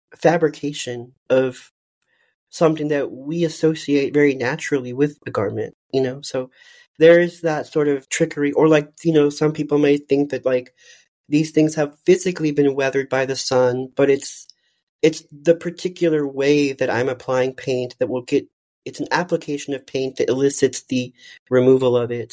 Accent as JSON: {"language": "English", "town": "McAllen", "region": "Texas", "country": "United States", "tie": "born or raised there", "also_born_or_lived": "Dallas, Texas", "moved": "yes", "said": "I'm from the Rio Grande Valley of South Texas"}